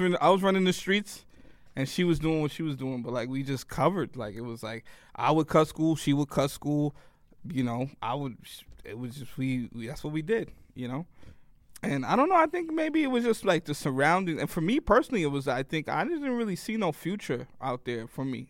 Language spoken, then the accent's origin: English; New York City, New York, United States; also born or lived in Worcester, Massachusetts; being from New York